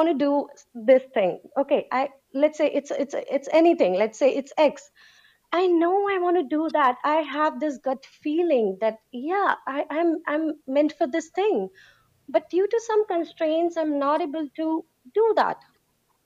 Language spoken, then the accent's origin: English; India; I'm from India